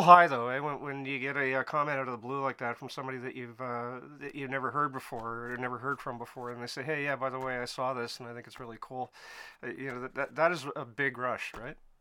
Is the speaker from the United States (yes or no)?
no; Canada; I'm Canadian, so it must be the crazy weather up here